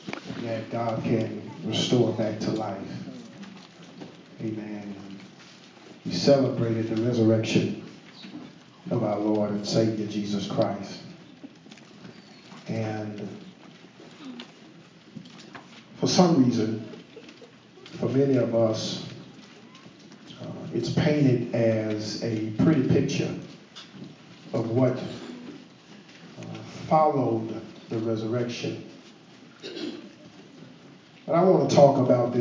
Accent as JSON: {"language": "English", "region": "Louisiana", "country": "United States", "moved": "yes", "said": "I'm from Louisiana. I'm a boot boy"}